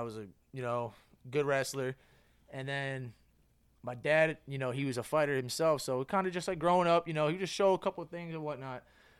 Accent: Metuchen, New Jersey, United States; I'm originally from Metuchen.

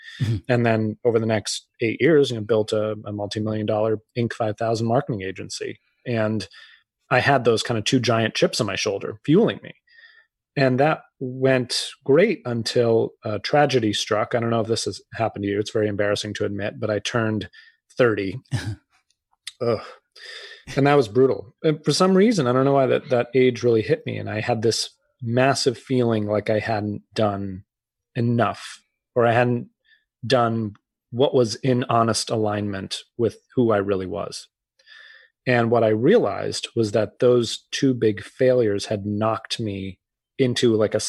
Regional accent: Massachusetts, United States; And I grew up outside of Boston. I had several family members go.

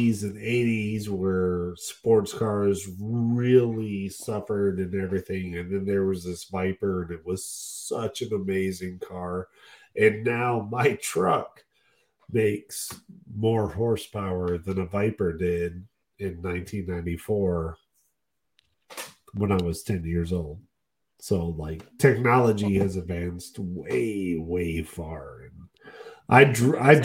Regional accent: Detroit, Michigan, United States; I grew up in Detroit. This is my hometown. This is where I'm from

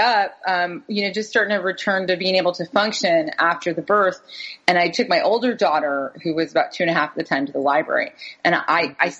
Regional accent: New York City, New York, United States; also born or lived in the American South; So we moved back up to New York City. I'm from New York

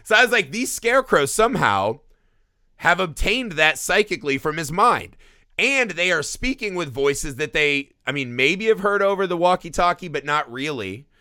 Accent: Indiana, United States; I grew up in Indiana in the Midwest

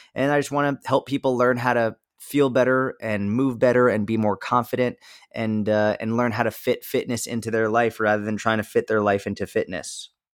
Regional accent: just outside of Boston, Massachusetts, United States; grew up just outside of Boston, Massachusetts

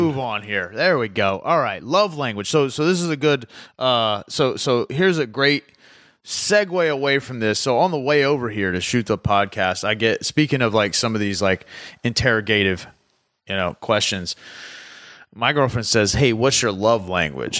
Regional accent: the South, United States; I'm from the South

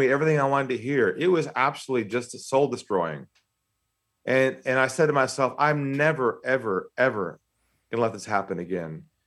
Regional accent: San Diego, California, United States; accent: American; moved away as an adult; now in Australia; I'm from San Diego originally

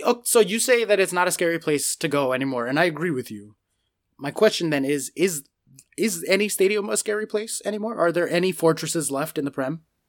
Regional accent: United States; I'm American

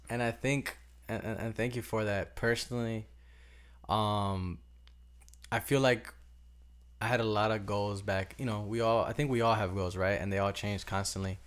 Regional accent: Cicero, Illinois, United States; moved away as an adult; also born or lived in Berwyn; now in Miami, United States; I was basically raised in Cicero

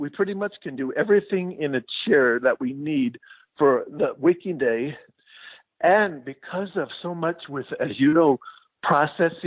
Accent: Albuquerque, New Mexico, United States; also born or lived in San Jose / Oxford, Mississippi; I actually was born in Albuquerque, and then I got my undergrad degree at the University of Mexico

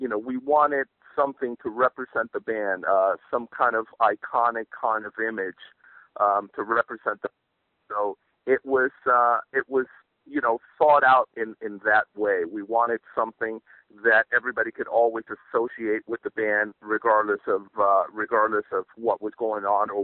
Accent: New York City, New York, United States; now in California, United States; I live in California, but I was born and raised in New York City

